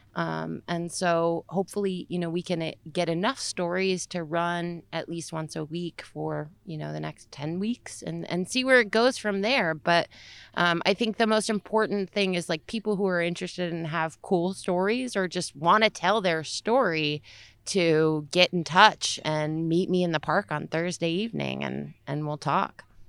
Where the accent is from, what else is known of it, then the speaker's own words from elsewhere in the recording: Little Falls, United States; When I was growing up in Little Falls, I grew up up the street from Brook Park